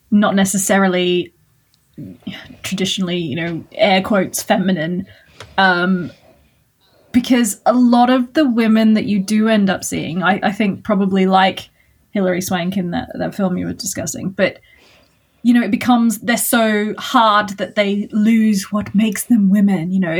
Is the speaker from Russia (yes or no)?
no; Australia; as an Australian